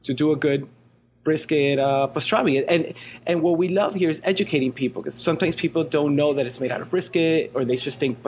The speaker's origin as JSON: {"language": "English", "town": "Miami", "region": "Florida", "country": "United States", "tie": "born or raised there", "also_born_or_lived": "Venezuela", "said": "grew up in Miami"}